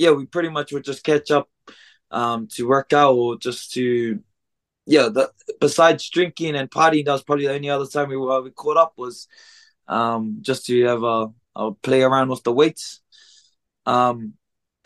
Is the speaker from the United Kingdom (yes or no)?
no; Auckland, New Zealand; My parents originate from Samoa. But I was born here in New Zealand. Still residing in New Zealand. I'm from South Auckland, a small suburb called Manurewa.